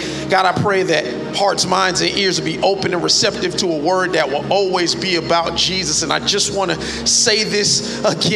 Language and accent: English; Miami Gardens, Florida, United States; I'm a kid from Carroll City